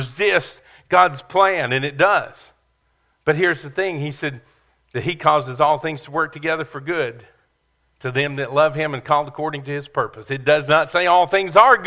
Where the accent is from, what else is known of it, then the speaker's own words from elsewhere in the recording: Kentucky, United States; moved away; also born or lived in Beaumont; I grew up in Kentucky, and we have some race tracks, horse tracks up there